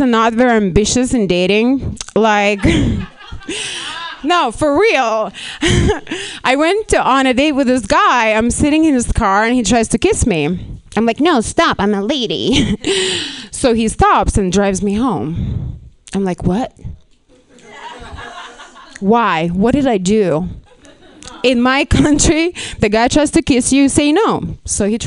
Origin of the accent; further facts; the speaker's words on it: Lithuania; English is a second language; moved away as an adult; now in Los Angeles, United States; I'm not even Russian. I'm actually from Lithuania.